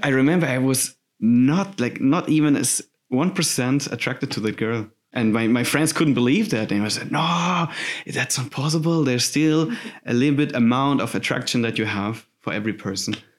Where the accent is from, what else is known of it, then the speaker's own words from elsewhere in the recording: Southern Germany, Germany; English is a second language; moved away as an adult; now in Hamburg, Germany; I'm from Germany. I'm coming from this beautiful southern part of Germany with a weird language